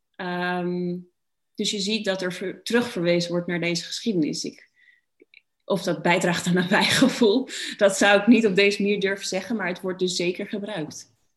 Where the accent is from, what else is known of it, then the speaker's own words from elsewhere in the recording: Netherlands; dat ik Nederlands ben